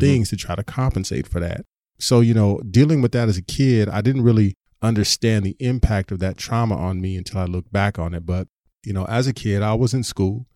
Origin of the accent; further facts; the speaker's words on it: San Diego, California, United States; I grew up in Southern California, in Southeast San Diego